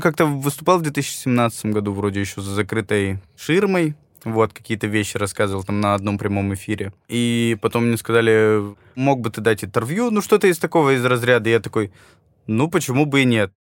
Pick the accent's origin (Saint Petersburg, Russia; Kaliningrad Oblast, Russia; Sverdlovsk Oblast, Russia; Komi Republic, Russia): Sverdlovsk Oblast, Russia; Yekaterinburg; now in Moscow, Russia; я родился в Екатеринбурге